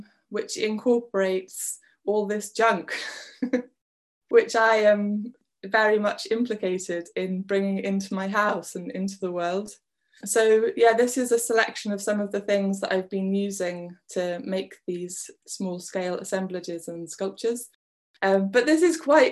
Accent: West Wales, United Kingdom; also born or lived in Bath; now in Scotland; I was born in Bath, but we moved to Wales when I was 6, and I'm now in Scotland

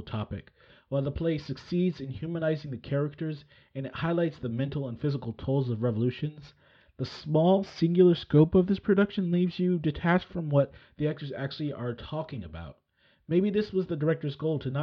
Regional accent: California, United States; I was raised in California.

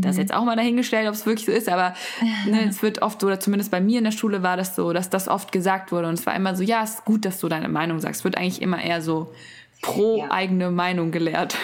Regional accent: Germany; von mir als Deutsche

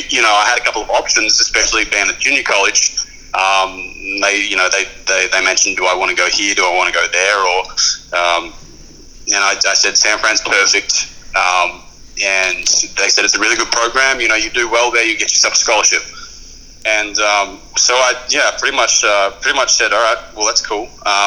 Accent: Bendigo, Victoria, Australia; born there; Yeah, Bendigo, yeah.

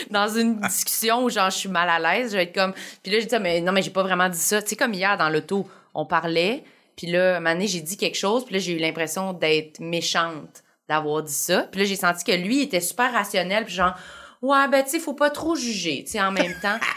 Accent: Varennes, Quebec, Canada

